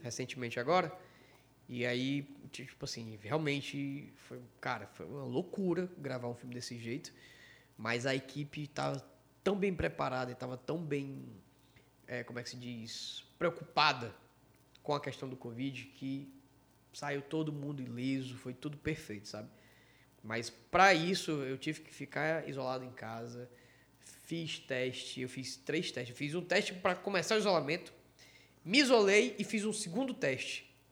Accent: Ceará, Brazil; eu, cearense

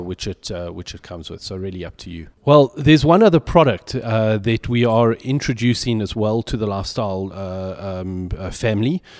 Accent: South Africa; I'm very English, uh, albeit South African

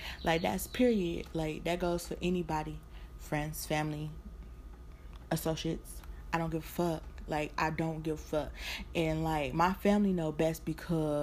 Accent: Detroit, Michigan, United States; also born or lived in California; Currently still in California, but y'all know I'm from Motown

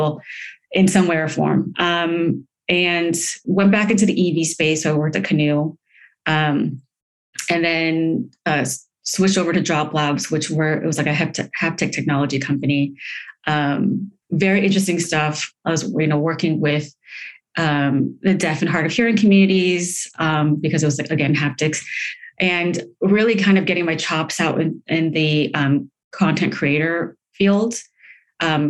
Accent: Palo Alto, California, United States; moved away as an adult; also born or lived in Los Angeles; I'm from Palo Alto. I'm from Silicon Valley, bred there, if you will

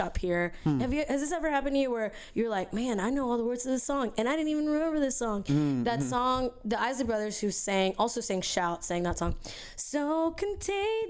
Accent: Pasadena, United States; first language Spanish; English is a second language; I went to a high school in Pasadena

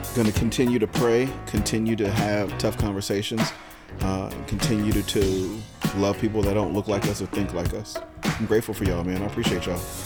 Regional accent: San Diego, California, United States; I grew up in San Diego

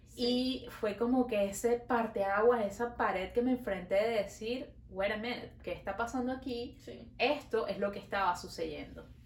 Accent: Venezuela; now in Montreal, Canada

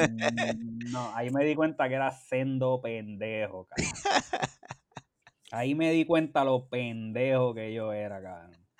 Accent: Bayamón, Puerto Rico; moved away as an adult; also born or lived in San Juan, Puerto Rico / Carolina, Puerto Rico; now in United States; criado en las entrañas de la ciudad de Bayamón

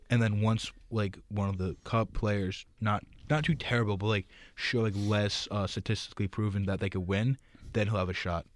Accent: New Jersey, United States; moved away; I'm from New Jersey

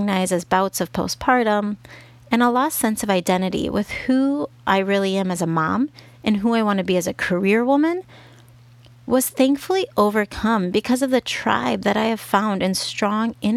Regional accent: Minnesota, United States; first language English; moved away as an adult; now in Guadalajara, Mexico; home was still Minnesota

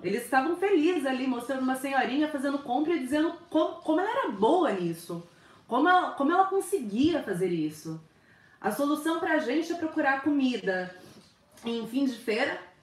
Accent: Brazil; moved away as an adult; quando eu saí do Brasil

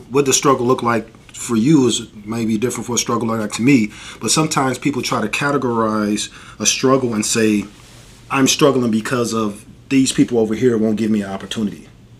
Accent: Detroit, Michigan, United States; moved away as an adult; now in Arizona, United States; I'm originally from Detroit. I moved out to Arizona.

